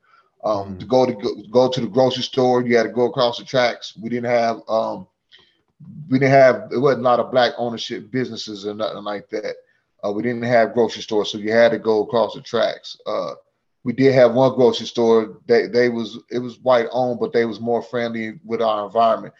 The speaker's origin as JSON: {"language": "English", "town": "Sedalia", "region": "Missouri", "country": "United States", "tie": "born or raised there", "said": "Anthony Buckner Projects in Sedalia, Missouri, in the early 80s."}